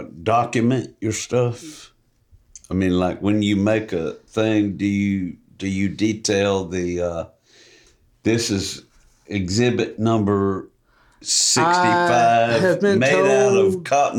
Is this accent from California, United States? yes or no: no; Marietta, Georgia, United States; born there; Yeah, I was born in Marietta. No, well, actually, my folks lived in Marietta, and I was born in the Atlanta Hospital, which was right next door.